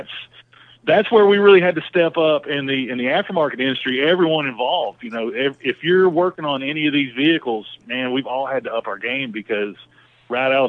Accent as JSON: {"language": "English", "region": "East Tennessee", "country": "United States", "moved": "as an adult", "lives_now": "Charlotte, United States", "said": "I was a dumb hillbilly from East Tennessee."}